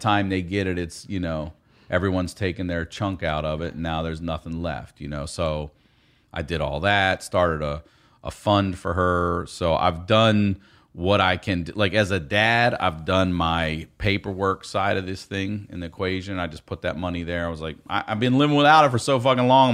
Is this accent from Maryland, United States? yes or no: yes; Maryland, United States; if you're from Maryland around my age, um, in the eighties